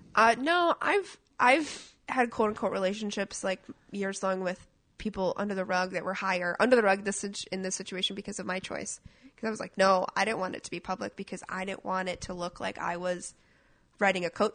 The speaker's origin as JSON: {"language": "English", "town": "Minneapolis", "region": "Minnesota", "country": "United States", "tie": "born or raised there", "moved": "yes", "lives_now": "Portland, United States", "said": "I grew up in Minneapolis"}